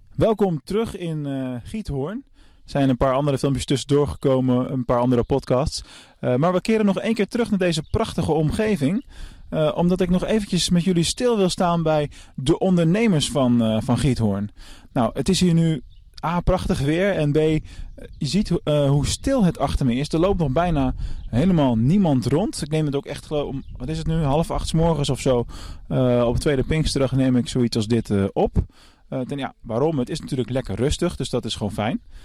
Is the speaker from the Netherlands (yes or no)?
yes; Netherlands; voor mij als Nederlander